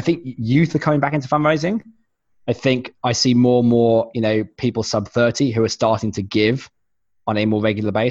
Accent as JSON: {"language": "English", "country": "United Kingdom", "moved": "yes", "said": "I am British originally"}